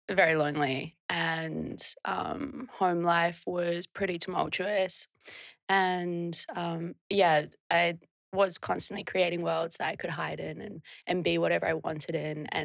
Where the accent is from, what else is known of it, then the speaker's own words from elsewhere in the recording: New Zealand; Um, I'm from a really small town. And yeah, it's like, I think 30 30 people live there permanently.